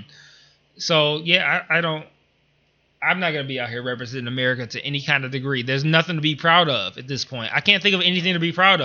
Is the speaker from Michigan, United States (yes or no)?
yes; Detroit, Michigan, United States; I'm from Detroit